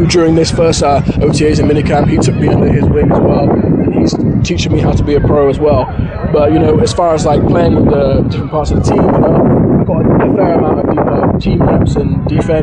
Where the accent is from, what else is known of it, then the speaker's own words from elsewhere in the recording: United Kingdom; moved away as an adult; now in United States; being a British guy, it's just kind of where I'm from